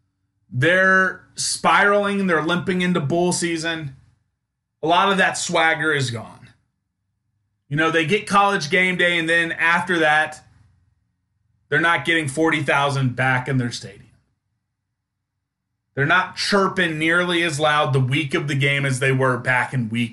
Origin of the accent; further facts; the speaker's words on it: Topeka, Kansas, United States; Growing up in Topeka, at least my age group in elementary school, middle school, high school